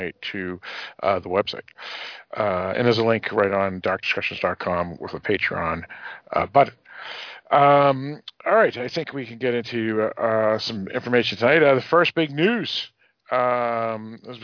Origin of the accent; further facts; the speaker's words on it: Northeast, United States; also born or lived in New Hampshire; a Northeasterner, just like myself